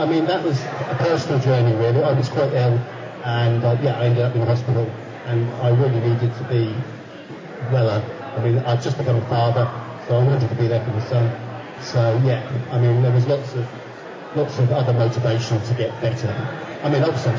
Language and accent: English; Norwich, East of England, United Kingdom; I'm at university as a mature student of my hometown in Norwich.